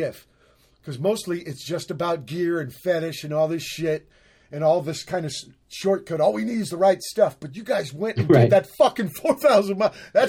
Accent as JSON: {"language": "English", "region": "Virginia", "country": "United States", "tie": "born or raised there", "said": "I was born in Virginia and lived there."}